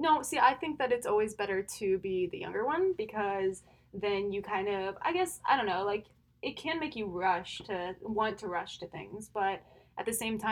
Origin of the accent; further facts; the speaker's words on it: Indiana, United States; moved away as an adult; now in Mount Pleasant, United States; I'm from Indiana